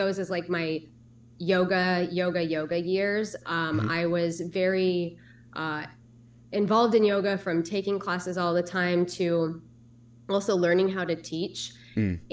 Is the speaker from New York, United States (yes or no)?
no; Cedar Rapids, Iowa, United States; I grew up in Cedar Rapids, Iowa